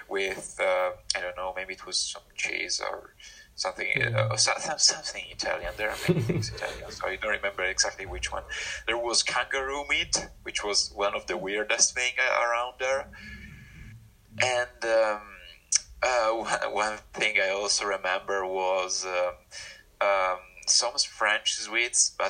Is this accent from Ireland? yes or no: yes; Ulster, Ireland; my county was in Ulster, even though it was in the Republic of Ireland